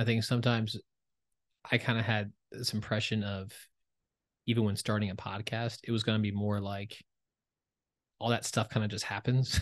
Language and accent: English; New Jersey, United States; I'm from Jersey